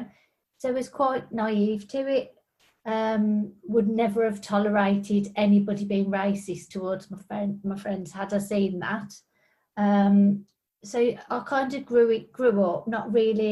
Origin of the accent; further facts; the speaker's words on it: United Kingdom; I'm white British with Romani Gypsy background.